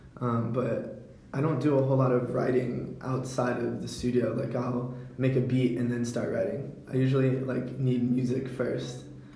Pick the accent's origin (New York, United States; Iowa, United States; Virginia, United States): Virginia, United States; Hanover County; I'm from Hanover County